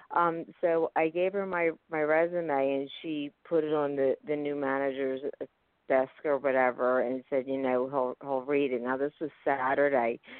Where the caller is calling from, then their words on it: Pennsylvania, United States; Hi, thank you. … from Pennsylvania.